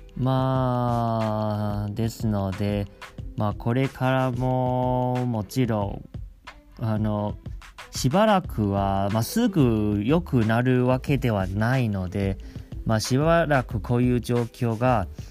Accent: Taiwan; now in Japan; 台湾出身ですし台湾にもすごく帰りたいと思っています

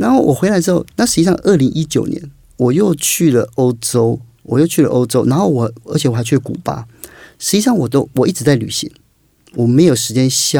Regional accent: Kaohsiung, Taiwan; 所以也花更多时间到外县，因为我是高雄人嘛

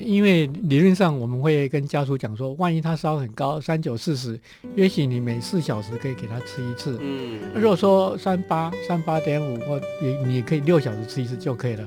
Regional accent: Taiwan; 我们中国人哈或台湾人哦。

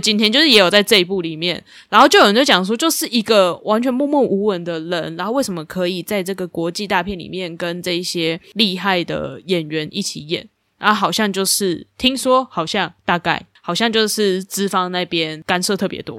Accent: Taichung, Taiwan; now in Taipei, Taiwan; 我那时候刚上来台北一段天啊，我是台中人

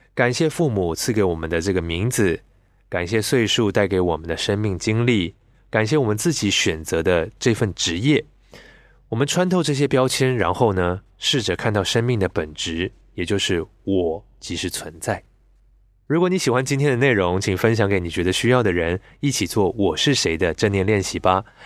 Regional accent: Taiwan; 我是在台湾出生，来自一个整个家族都是基督教的一个家庭。 那理所当然的嘛，我从小就是被教导很多的圣经知识

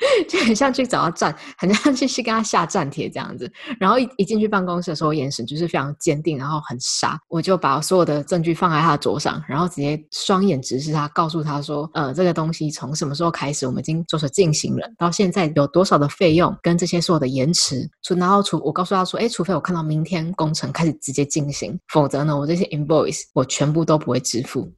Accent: Taiwan; moved away; also born or lived in South America; 台湾文化教我们的功勋谦卑

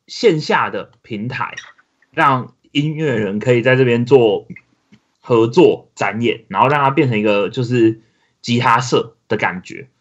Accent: Taichung, Taiwan; 我，台中人嘛

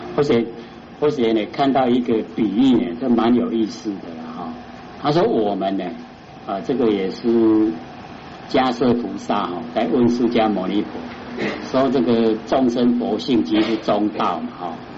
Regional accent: Taiwan; 我们台湾话就是这样讲啊

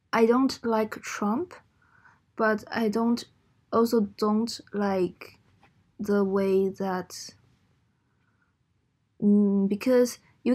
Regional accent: Taiwan; my generation, we would rather say that we are Taiwanese than we are the resident of Republic of China

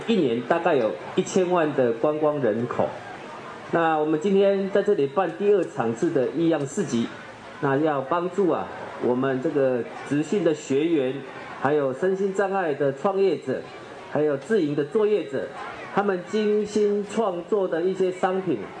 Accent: Changhua County, Taiwan; 希望我们的彰化子弟都能留在我们的故乡彰化，

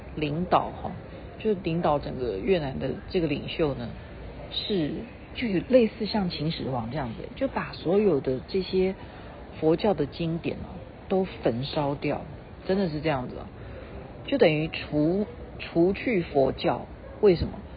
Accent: Taiwan; 像我们台湾人很会花钱

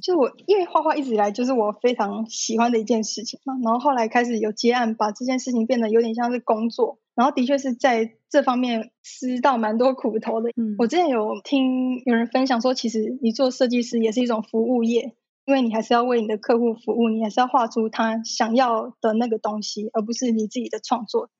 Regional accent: Taipei, Taiwan; 我一直从小都在台北长大

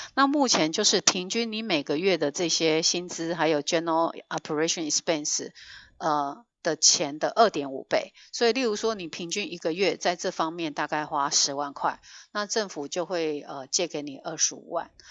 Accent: Taiwan; now in Northern California, United States; 我们台湾人真的是在各个角落

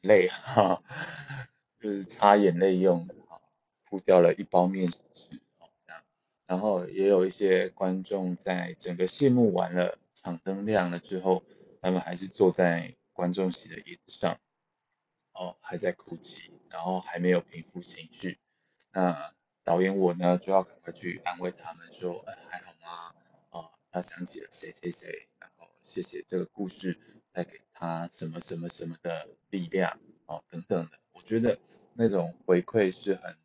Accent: Changhua, Changhua County, Taiwan; 我是彰化人

